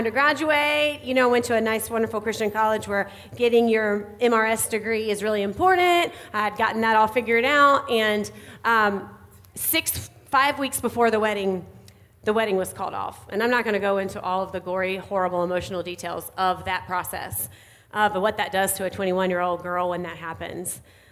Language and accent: English; North Carolina, United States; accent: Southern; moved away as an adult; now in Indiana, United States; I grew up in North Carolina. That's where I always live. I always say that I'll always be Southern at heart. You might be able to hear it a little bit in my voice this morning.